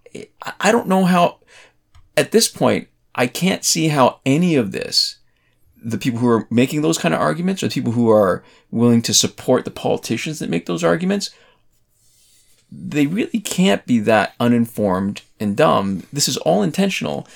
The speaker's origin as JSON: {"language": "English", "country": "Canada", "said": "I'm Canadian"}